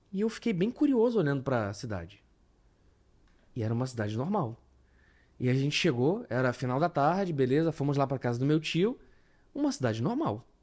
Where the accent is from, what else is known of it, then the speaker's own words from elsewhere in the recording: Manaus, Amazonas, Brazil; also born or lived in João Pessoa; Filho de militar, eu nasci em João Pessoa, nunca morei, já morei em várias cidades do Brasil. Mas de 2003 para 2004, de 9 para 10 anos, eu vim para Manaus.